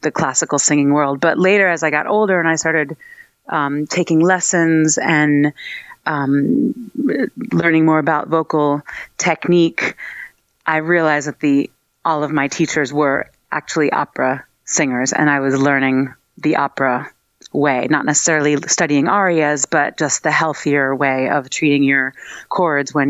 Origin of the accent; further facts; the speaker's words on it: New York, United States; also born or lived in London / Netherlands; I basically grew up in New York, but my dad stayed in Holland.